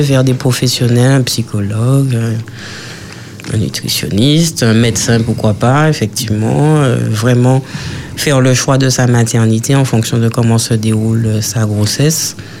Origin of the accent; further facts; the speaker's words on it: Martinique; chez nous en Martinique